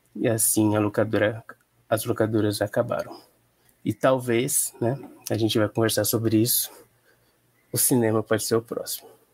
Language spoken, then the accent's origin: Portuguese; Penápolis, São Paulo, Brazil; Sou do interior de São Paulo, Penápolis, uma cidade que sofre com a distribuição do cinema nacional.